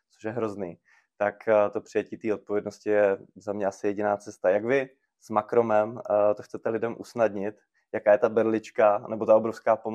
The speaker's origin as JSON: {"language": "Czech", "region": "Moravia", "country": "Czechia", "said": "já jsem teda taky z Moravy"}